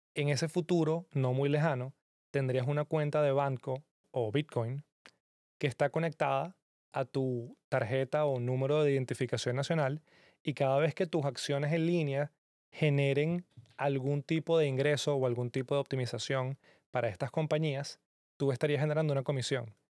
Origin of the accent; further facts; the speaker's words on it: Venezuela; que vengo de Venezuela